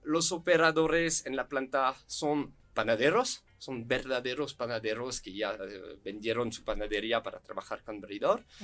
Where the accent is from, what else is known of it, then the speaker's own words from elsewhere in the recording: France; Spanish is a second language; moved away as an adult; also born or lived in Guanajuato, Mexico; now in Mexico; somos franceses, expertos del pan